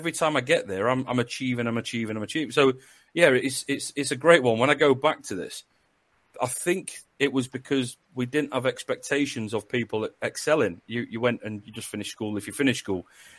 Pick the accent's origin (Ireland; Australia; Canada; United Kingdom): United Kingdom; Northern England; accent: northern; now in West Midlands, United Kingdom; I used to work at Coventry University, and she just said about my northern accent.